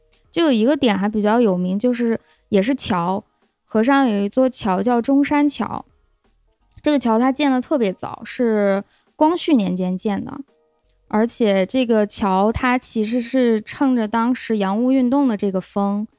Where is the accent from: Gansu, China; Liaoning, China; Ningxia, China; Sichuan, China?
Gansu, China; Lanzhou; 我们兰州人